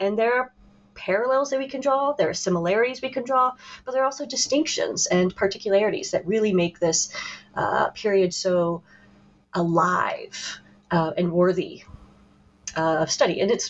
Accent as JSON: {"language": "English", "town": "St. Louis", "region": "Missouri", "country": "United States", "tie": "born or raised there", "said": "So I got to come out and say I am a native Midwesterner. I'm from St. Louis, Missouri."}